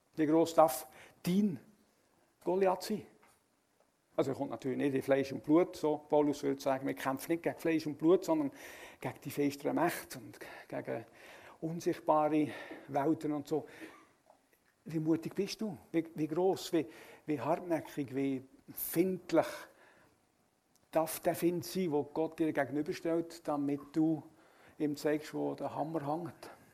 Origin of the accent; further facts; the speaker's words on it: Switzerland; Als Schweizer